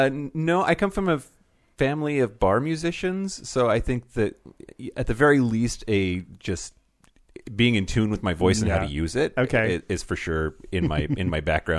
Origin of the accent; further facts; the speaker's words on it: Yakima County, Eastern Washington, United States; now in Seattle, United States; I grew up in Eastern Washington in Yakima County, which is the rural, dry, gun-toting Trump voter part of the state.